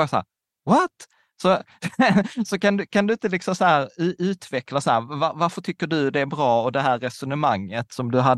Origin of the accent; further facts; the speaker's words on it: Sweden; born there; vi båda kommer från Öst, eller vi är födda i Sverige, men våra föräldrar är från Östeuropa.